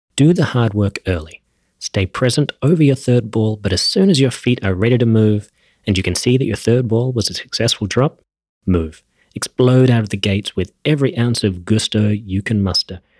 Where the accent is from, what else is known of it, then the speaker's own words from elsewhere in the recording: Australia; I grew up in Australia